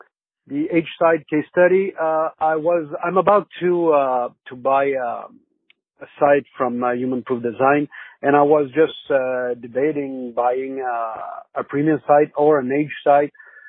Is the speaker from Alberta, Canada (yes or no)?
no; Salaberry-de-Valleyfield, Quebec, Canada; English is a second language; I'm from Valleyfield, Canada. I'm sorry. English is not my first language